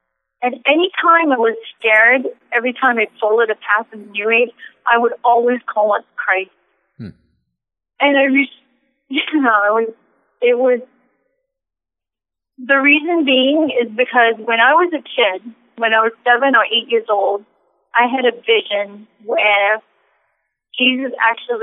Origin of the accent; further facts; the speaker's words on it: Singapore; moved away; also born or lived in Los Angeles; I'm originally from Singapore